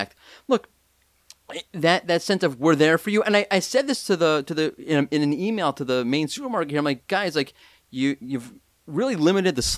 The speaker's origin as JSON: {"language": "English", "country": "United States", "moved": "yes", "lives_now": "Israel", "said": "I'm an American"}